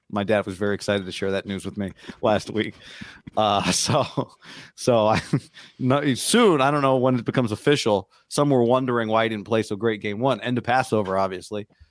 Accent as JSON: {"language": "English", "town": "Davis", "region": "California", "country": "United States", "tie": "born or raised there", "said": "Growing up in Davis"}